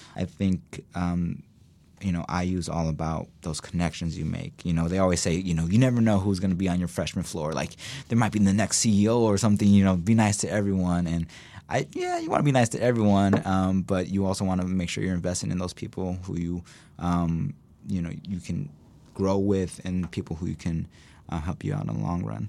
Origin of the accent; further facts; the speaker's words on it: Chicago, Indiana, United States; also born or lived in Bloomington, Indiana; I grew up in Chicago, Indiana. It's a small little city up north.